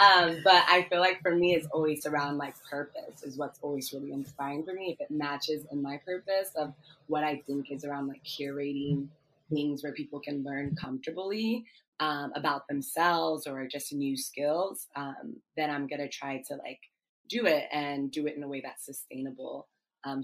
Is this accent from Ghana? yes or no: yes; Ghana; also born or lived in Washington, D.C., United States; I'm Ghanaian. I'm Ghanaian American. I was born in the States, actually in DC, and both my parents are Ghanaian and made the decision for both my brother and I to live in Ghana as kids first